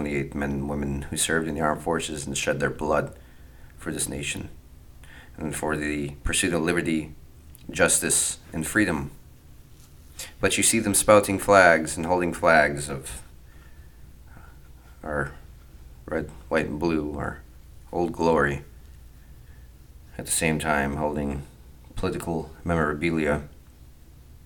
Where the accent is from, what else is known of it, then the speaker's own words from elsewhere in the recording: United States; us as the American people